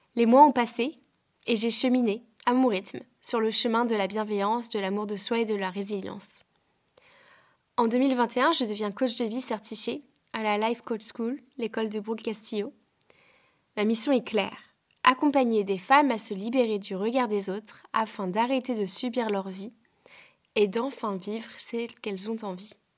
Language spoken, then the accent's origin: French; France; moved away as an adult; now in Ireland; je quitte mon pays natal, la France, pour m'installer en Irlande